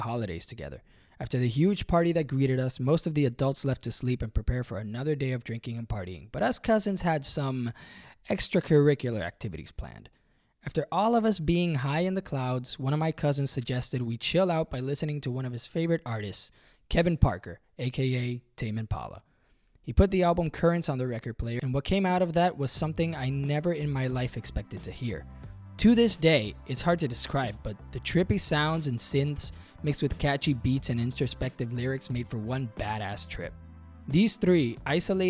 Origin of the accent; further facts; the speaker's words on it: Puerto Rico; If you're born and raised in Puerto Rico